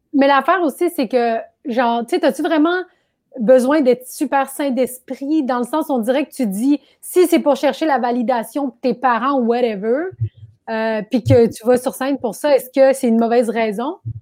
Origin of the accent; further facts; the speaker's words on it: Quebec, Canada; also born or lived in Laval / Brossard; je suis né au Québec